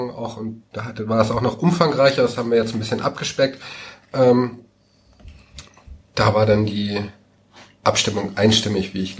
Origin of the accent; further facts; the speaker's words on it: Schleswig-Holstein, Germany; Ich komme ursprünglich aus Dithmarschen. Ähm, da ist Heide ja die Kreisstadt.